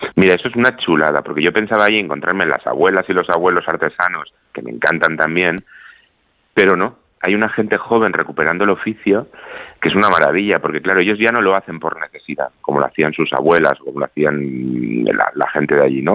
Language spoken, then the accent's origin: Spanish; Canary Islands, Spain; nuestras islas no solo son sol y playa